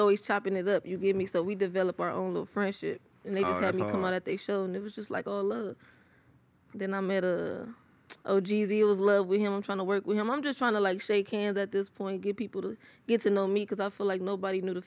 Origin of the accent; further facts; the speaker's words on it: Compton, California, United States; I'm from Compton, California. Wilmington Orms, to be exact